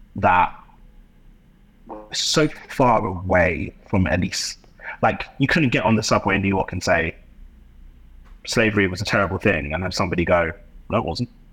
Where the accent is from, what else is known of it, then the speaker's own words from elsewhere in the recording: London, United Kingdom; my experience growing up in London